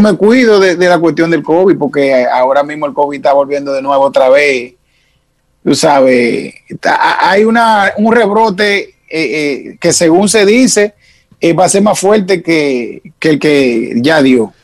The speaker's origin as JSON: {"language": "Spanish", "town": "Santo Domingo", "region": "Distrito Nacional", "country": "Dominican Republic", "tie": "born or raised there", "also_born_or_lived": "Montecristi", "said": "yo soy de la capital, yo nací en Isabela Católica"}